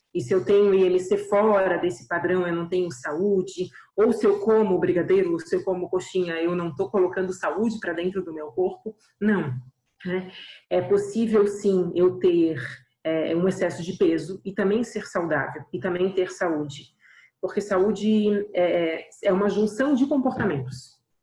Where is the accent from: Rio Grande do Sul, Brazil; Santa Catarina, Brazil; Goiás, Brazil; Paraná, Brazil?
Santa Catarina, Brazil; Florianópolis; eu sou aqui de Florianópolis